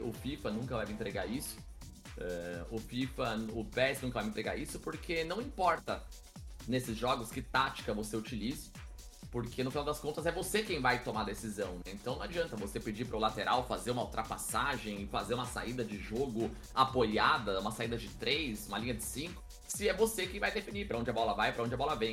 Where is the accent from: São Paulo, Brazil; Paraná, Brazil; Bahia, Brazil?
São Paulo, Brazil; Guarulhos; sou natural de Guarulhos, na né, Grande São Paulo, nascido, criado e ainda resido em Guarulhos